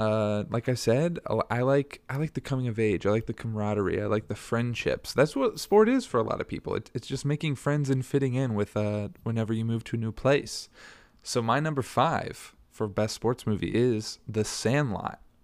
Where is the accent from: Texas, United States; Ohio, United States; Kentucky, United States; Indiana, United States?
Indiana, United States; Bloomington; born or raised there